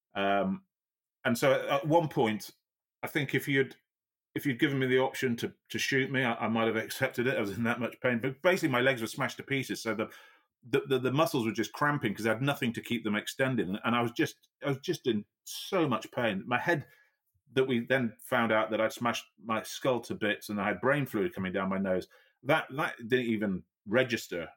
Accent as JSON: {"language": "English", "region": "Yorkshire and the Humber", "country": "United Kingdom", "said": "I'm a Yorkshireman"}